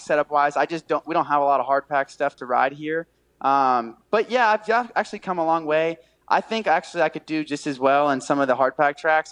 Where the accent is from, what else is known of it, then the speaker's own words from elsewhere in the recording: near Daytona International Speedway, Florida, United States; It's my hometown. Like I grew up 20 minutes from yeah. the Speedway